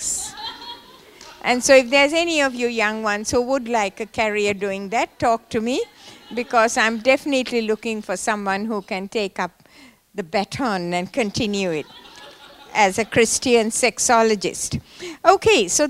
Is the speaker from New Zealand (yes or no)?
no; Sri Lanka; I was born in Sri Lanka, in the tea plantations of Sri Lanka. And I went to school there